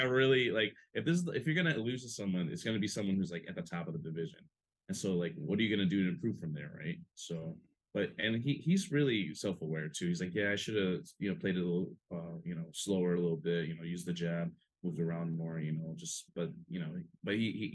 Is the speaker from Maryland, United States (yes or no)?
no; Hawaii, United States; growing up in Hawaii, you know, growing up with like other local people, you know, like I'm not Hawaiian myself, but like growing up, like I was like the young Filipino, skinny, scrawny Filipino kid